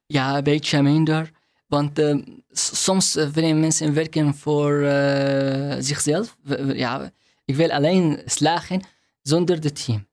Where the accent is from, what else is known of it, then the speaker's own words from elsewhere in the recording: Syria; Dutch is a second language; moved away as an adult; also born or lived in Hungary / Rotterdam, Netherlands; now in Netherlands; Ik kom uit Syrië